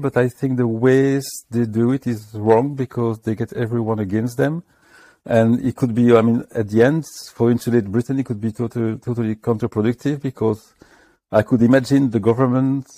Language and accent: English; France; moved away as an adult; now in United Kingdom; I'm coming from France